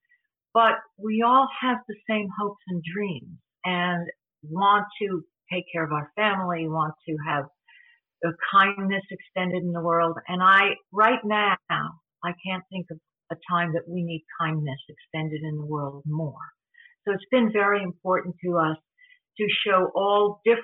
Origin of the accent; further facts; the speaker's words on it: New York City, New York, United States; moved away; I'm from New York, New York City originally